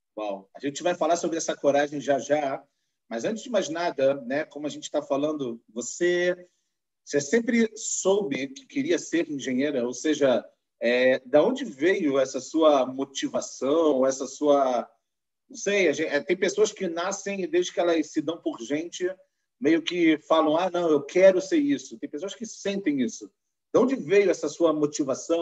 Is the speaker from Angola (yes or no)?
no; Rio de Janeiro, Brazil; accent: carioca; carioca da gema, assim como eu, a gente consegue perceber pelo sotaque